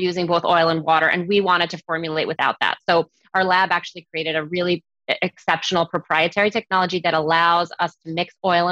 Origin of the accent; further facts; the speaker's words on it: Koroni, Peloponnese, Greece; now in United States; The town that I come from is called Koroni